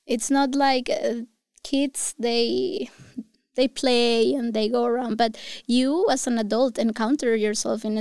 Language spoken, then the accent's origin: English; Santiago, Santiago Metropolitan Region, Chile; English is a second language; moved away as an adult; also born or lived in Portugal / Brazil / United States; now in Iceland; I am from Chile, from Santiago